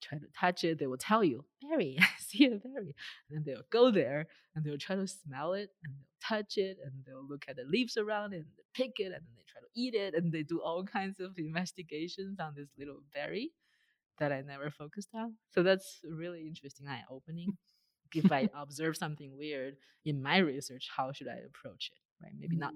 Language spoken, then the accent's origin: English; China; moved away as an adult; also born or lived in Beijing; now in United States; Growing up in China